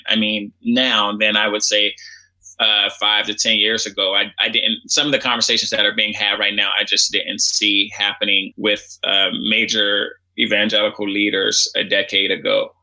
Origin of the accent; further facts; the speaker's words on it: Washington, District of Columbia, United States; I grew up in Washington, D.C.